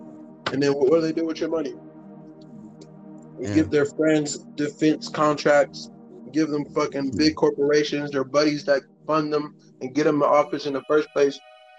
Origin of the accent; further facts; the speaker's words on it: Ohio, United States; I'm from Ohio, in America.